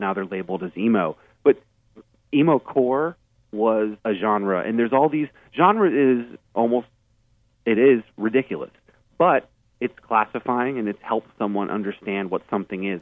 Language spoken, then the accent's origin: English; Burlington, Vermont, United States; I grew up in Vermont, and so Bernie Sanders was the mayor when I was growing up